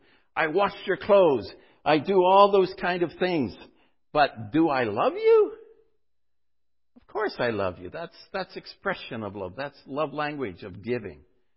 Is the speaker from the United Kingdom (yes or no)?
no; North Bay, Ontario, Canada; When we were growing up in North Bay, by the way, we went to a little school, which was school in the afternoon.